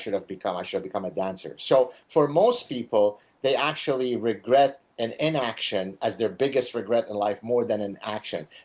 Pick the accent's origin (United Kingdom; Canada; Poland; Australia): Canada; I'm Canadian